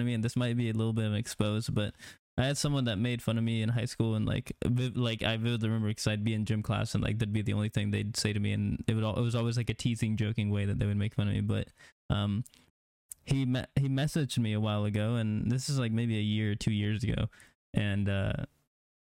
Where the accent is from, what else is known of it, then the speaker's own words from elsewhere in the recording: Neosho, Missouri, United States; I came out of Neosho. That's where I graduated, and I started doing photography in, like, 7th, 8th grade